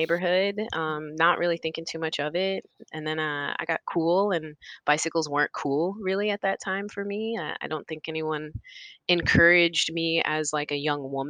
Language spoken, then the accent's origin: English; North Carolina, United States; also born or lived in Indianapolis, Indiana / Chicago, Illinois; now in Brooklyn, New York, United States; I grew up in North Carolina and Indianapolis